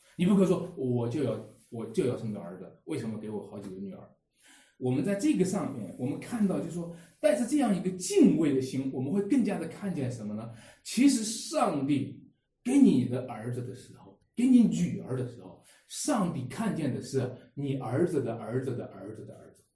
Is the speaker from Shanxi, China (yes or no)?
yes; Wenshui, Shanxi, China; 在我们家乡话，在我们这个，呃，文水这边有一个话